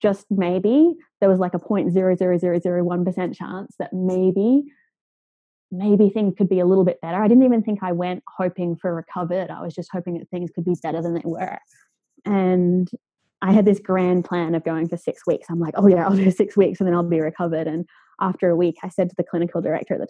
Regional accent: Australia; moved away; I grew up in Australia

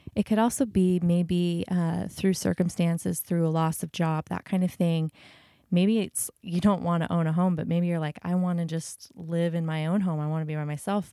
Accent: United States; as an American

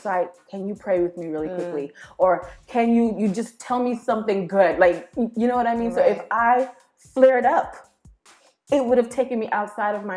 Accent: New York, United States; I'm a New Yorker

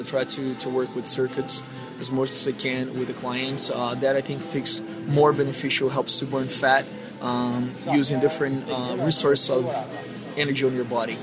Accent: Brazil; moved away; I'm from Brazil

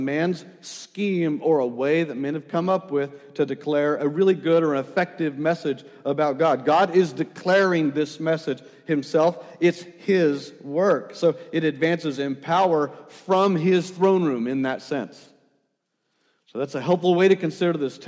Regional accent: El Paso, Texas, United States; I grew up in El Paso

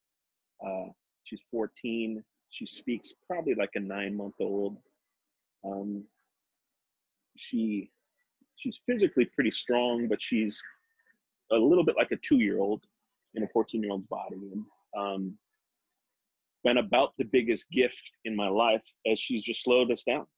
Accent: Minneapolis, Minnesota, United States; I grew up in Minneapolis

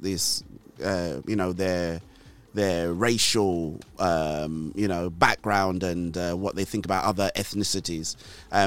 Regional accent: Nigeria; now in United Kingdom; I grew up in Nigeria. I did secondary school in Nigeria.

